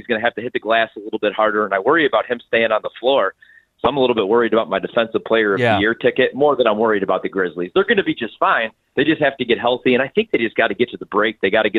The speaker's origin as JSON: {"language": "English", "town": "Chicago", "region": "Illinois", "country": "United States", "tie": "born or raised there", "said": "That's where I grew up in Chicago."}